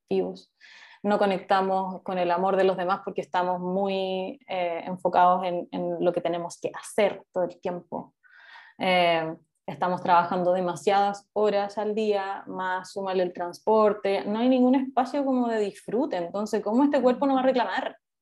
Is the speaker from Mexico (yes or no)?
no; Concepción, Biobío, Chile; soy de Concepción